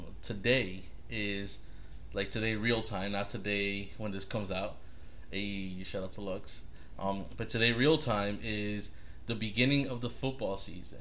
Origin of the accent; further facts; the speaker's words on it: Paterson, New Jersey, United States; now in Tampa Bay area, United States; let's say my hometown in Patterson